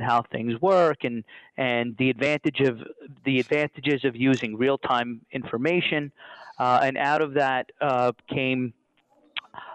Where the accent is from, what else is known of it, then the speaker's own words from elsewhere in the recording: New York City, New York, United States; I'm from New York, I'm from Brooklyn